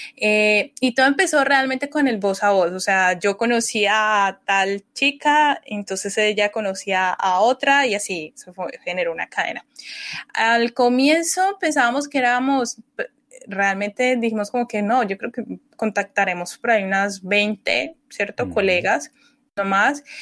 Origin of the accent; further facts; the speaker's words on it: Colombia; also born or lived in Guanajuato, Mexico; nosotras como colombianas